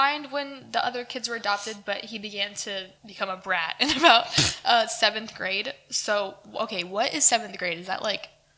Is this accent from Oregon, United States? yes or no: yes; Oregon, United States; also born or lived in Idaho; now in Texas, United States; I was born in Idaho and also ended up in Oregon